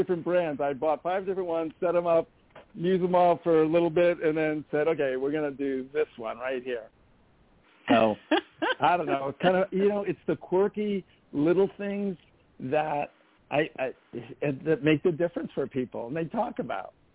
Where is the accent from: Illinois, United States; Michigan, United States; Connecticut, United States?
Connecticut, United States; Madison; I actually grew up in this town